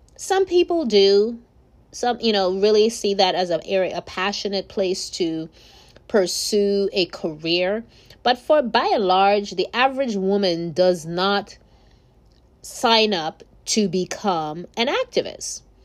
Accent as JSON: {"language": "English", "country": "Nigeria", "moved": "yes", "said": "I'm from Nigeria originally"}